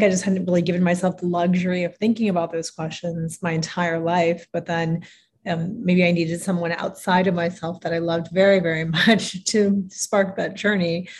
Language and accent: English; United States; especially as a first generation immigrant, I grew up in the States